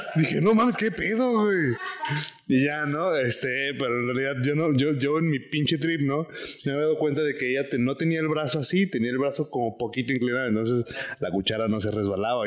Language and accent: Spanish; Guadalajara, Jalisco, Mexico; ¿cómo supiste que soy tapatío, güey?